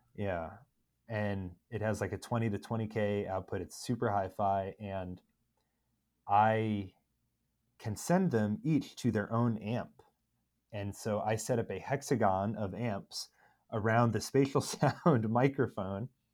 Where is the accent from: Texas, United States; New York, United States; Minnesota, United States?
New York, United States; Long Island, Suffolk; now in Philadelphia, United States; I grew up on Long Island